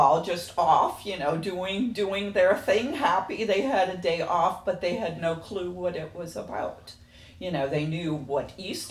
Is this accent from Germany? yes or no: yes; Germany; moved away; I grew up in Germany